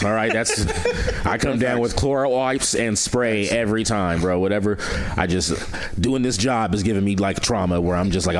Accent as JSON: {"language": "English", "town": "San Francisco", "region": "California", "country": "United States", "tie": "born or raised there", "said": "I'm from Fillmore, San Francisco. You know what I'm saying? And I grew up there. And I lived all over San Francisco. I lived in the Sunset, too, for a little bit."}